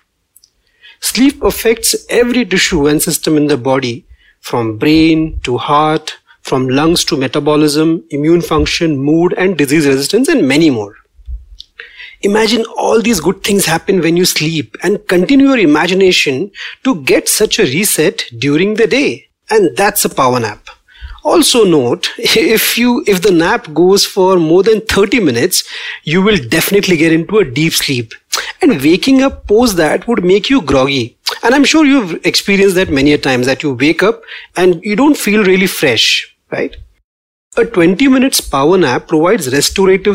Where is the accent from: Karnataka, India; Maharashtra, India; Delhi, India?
Maharashtra, India; Pune; I am from Pune, and the city is famous for many things. And one of my favorite is that we love our little afternoon naps